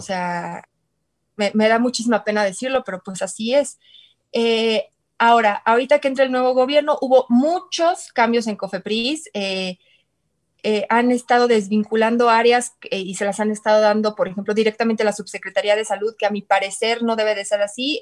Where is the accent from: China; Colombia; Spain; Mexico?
Mexico; Querétaro; yo soy de Querétaro